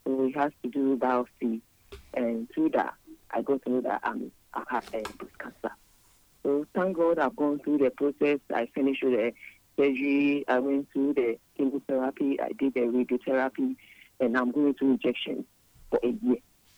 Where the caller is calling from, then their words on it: Houston, Texas, United States; I'm calling from Houston, and I want to contribute on the program.